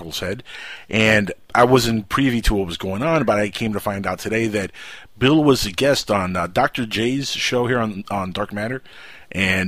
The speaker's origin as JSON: {"language": "English", "country": "Cuba", "said": "I'm Cuban."}